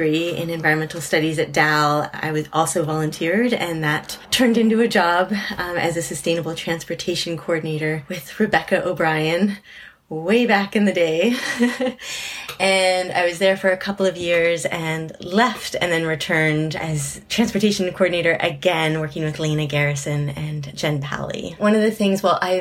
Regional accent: Nova Scotia, Canada; now in Manchester, United Kingdom; I was from Nova Scotia

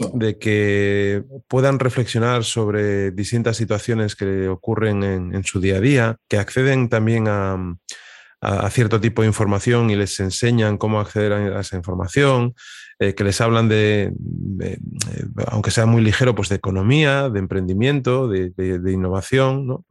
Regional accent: Piedras Blancas, Asturias, Spain; also born or lived in Avilés; yo también soy de Avilés, yo soy nacido también ahí y criado en Piedras Blancas

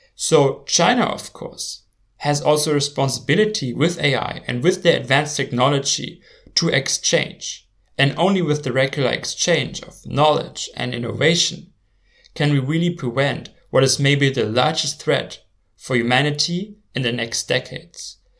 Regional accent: Germany; my home country, Germany

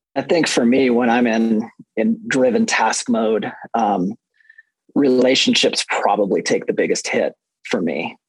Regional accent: Fort Collins, Colorado, United States; I am from Fort Collins, Colorado

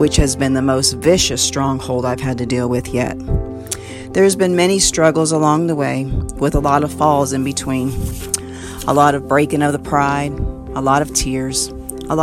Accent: Florida, United States; now in Ohio, United States; I'm from Florida, but I consider Ohio my new home

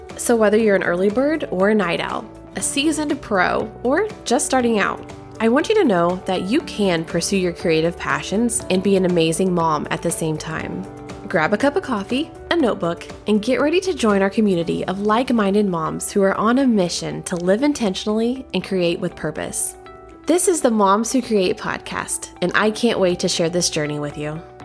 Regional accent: Southern, United States; accent: Southern; my Southern accent

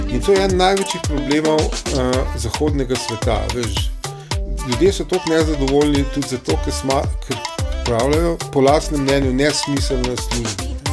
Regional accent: Slovenia

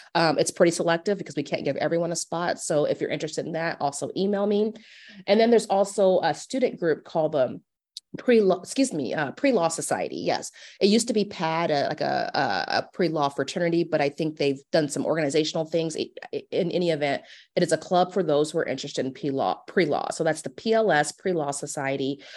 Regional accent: Omaha, Nebraska, United States; I am from Omaha. I actually, I went to Omaha North for high school

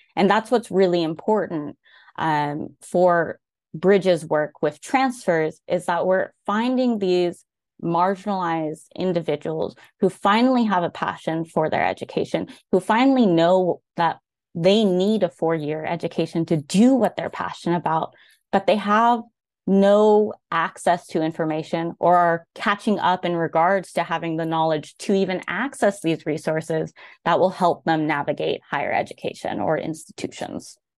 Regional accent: Bay Area Tri-Valley, California, United States; moved away as an adult; now in Virginia, United States; Bay Tri-Valley area

